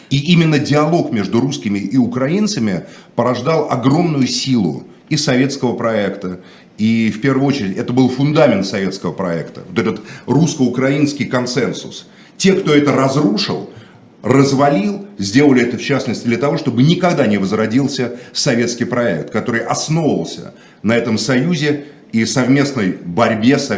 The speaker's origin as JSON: {"language": "Russian", "region": "Moscow", "country": "Russia", "tie": "born or raised there", "said": "я не считаю себя украинцем. Отец. Я москвич, родился в Москве."}